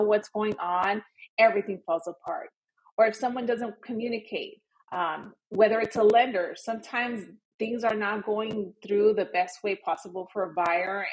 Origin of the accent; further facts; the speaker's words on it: Los Angeles, California, United States; moved away as an adult; now in Miami, United States; Born and raised in Los Angeles